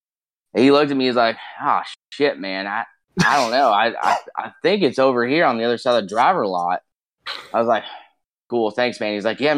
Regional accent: just outside of Chicago, Indiana, United States; moved away as an adult; So I grew up just outside of Chicago in Indiana.

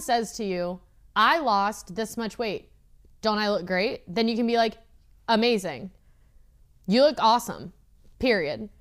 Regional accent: Midwest, United States; I'm from the Midwest

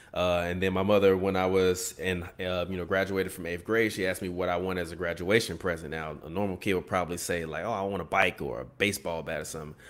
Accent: Chicago, Illinois, United States; we grew up on the South Side

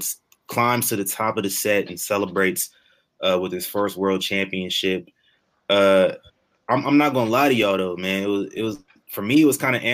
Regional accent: Omaha, Nebraska, United States; in Omaha in my hometown

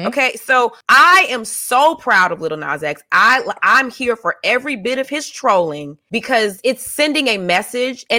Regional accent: the South, United States; moved away; I'm also from the South. I grew up around uncles

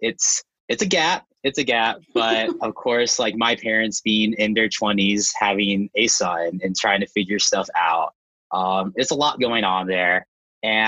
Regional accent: Roanoke, Virginia, United States; So I am from Roanoke, Virginia, so Southwest Virginia, over towards the mountain country.

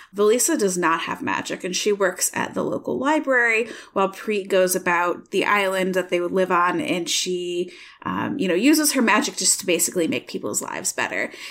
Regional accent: Michigan, United States; now in Iowa, United States; I'm from Michigan

